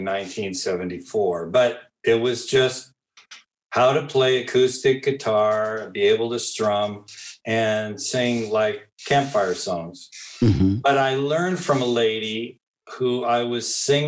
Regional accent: Modesto, California, United States; moved away as an adult; also born or lived in San Francisco Bay Area, California / Livermore, California / Brussels, Belgium; now in Belgium; I was born in Modesto, California

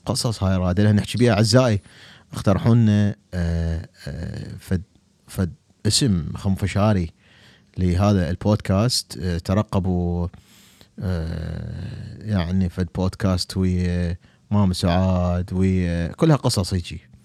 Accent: Baghdad, Baghdad Governorate, Iraq; أنا بغدادي

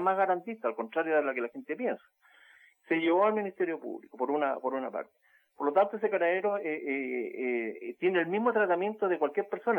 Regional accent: Chile; somos los chilenos

